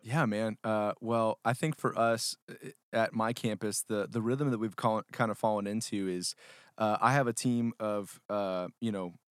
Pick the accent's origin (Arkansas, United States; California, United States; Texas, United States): Texas, United States; Houston; I grew up in the Houston area. Um, so H Town